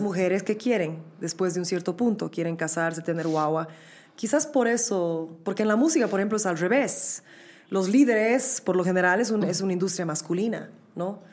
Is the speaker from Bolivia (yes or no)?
yes; Bolivia; moved away as an adult; also born or lived in New York, United States; nosotros como bolivianos